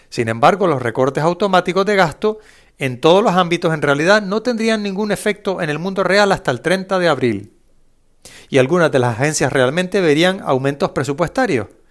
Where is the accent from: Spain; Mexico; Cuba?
Spain; no recuerdo haber jugado en mi infancia, en España